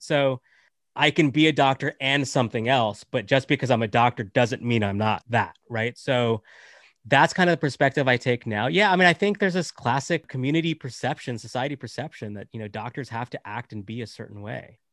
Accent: United States; also born or lived in Canada; I'm, I'm born in Canada, raised in, uh, in America, from, uh, Indian nationality

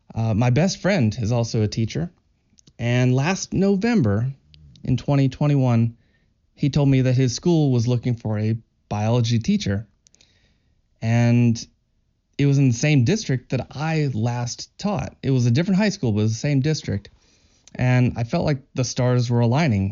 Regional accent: Kentucky, United States; I'm from Kentucky in the U

